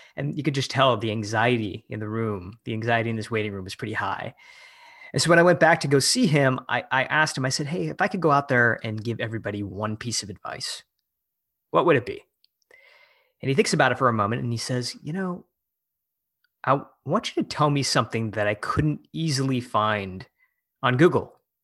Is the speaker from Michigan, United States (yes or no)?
yes; Michigan, United States; moved away as an adult; also born or lived in San Francisco; I moved back to my hometown in Michigan to run for office